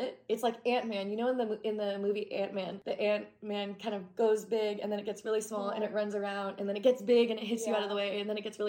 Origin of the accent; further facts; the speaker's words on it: Oregon, United States; I used to be fine with snakes, like garden snakes, like growing up in Oregon.